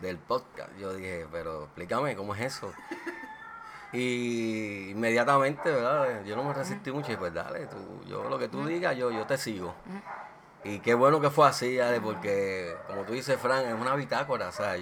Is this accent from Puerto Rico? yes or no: yes; Aguas Buenas, Puerto Rico; nuestro pueblo, nosotros somos de Aguas Buenas